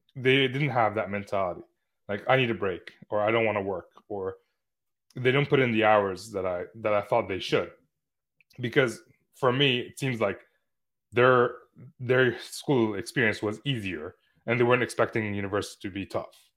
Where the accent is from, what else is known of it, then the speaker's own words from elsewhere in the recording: Lebanon; moved away; my hometown in Lebanon